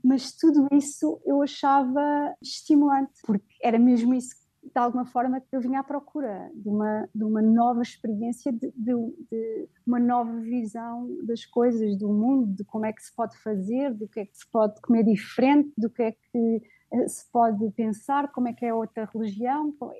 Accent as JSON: {"language": "Portuguese", "country": "Portugal", "also_born_or_lived": "Middle East", "moved": "yes", "lives_now": "Riyadh, Saudi Arabia"}